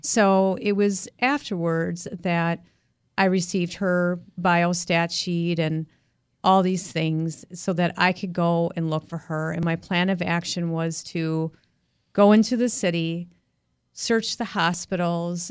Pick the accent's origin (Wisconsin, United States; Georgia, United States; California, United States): Wisconsin, United States; West Bend; moved away as an adult; also born or lived in New York City; I was born and raised in West Bend, Wisconsin, uh, and by the age of twenty-two, I moved to New York City